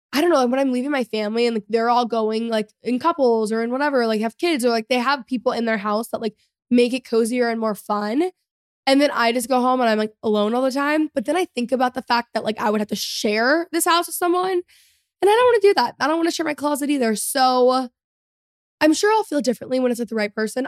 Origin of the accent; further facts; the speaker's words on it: Texas, United States; I'm a Texan, you know, like, I grew up here.